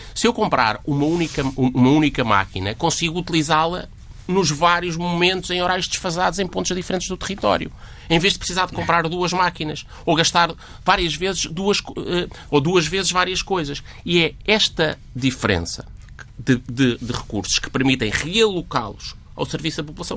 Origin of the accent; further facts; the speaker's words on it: Caramulo, Centro, Portugal; eu sou do Caramulo, uma terra maravilhosa